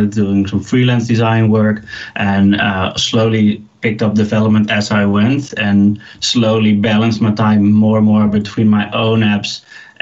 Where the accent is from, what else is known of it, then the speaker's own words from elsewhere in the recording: Leeuwarden, Friesland, Netherlands; moved away as an adult; now in Amsterdam, Netherlands; Originally, I'm from a smaller town up north of the Netherlands called Leeuwarden.